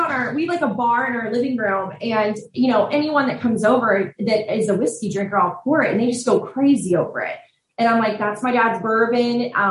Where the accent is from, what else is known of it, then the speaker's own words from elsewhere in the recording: Southlake, Texas, United States; yeah we grew up in Southlake, which is like